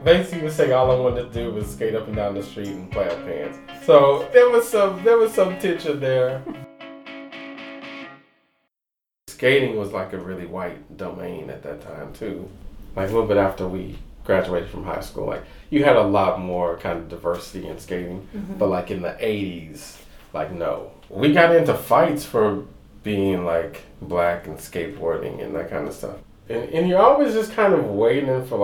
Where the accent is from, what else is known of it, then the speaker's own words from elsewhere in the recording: Missouri City, Texas, United States; growing up in Missouri City